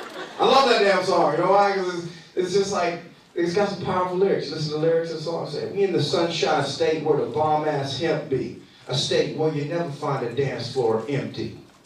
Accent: Los Angeles, California, United States; Guys, I'm originally from California. I'm from LA and Orange County, so I, you know, I spend some time out there.

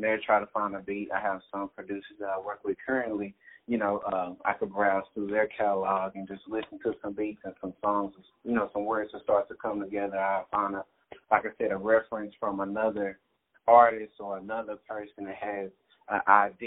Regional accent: Dallas, Texas, United States; I was born and raised in Dallas, Texas

